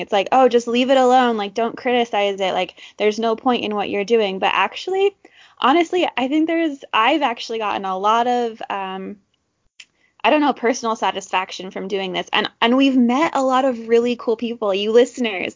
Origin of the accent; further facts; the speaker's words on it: Orem, Utah, United States; I grew up in Orem, Utah